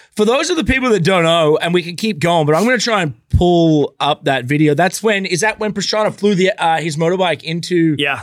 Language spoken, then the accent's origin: English; Australia; where I grew up in Australia